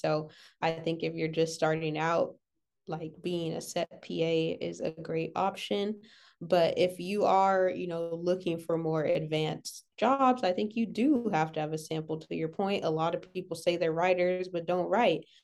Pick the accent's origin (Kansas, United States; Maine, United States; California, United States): California, United States; Los Angeles; I'm from L